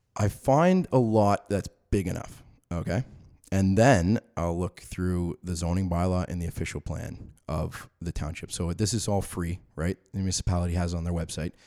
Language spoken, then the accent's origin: English; Orangeville, Ontario, Canada; I grew up in the Orangeville area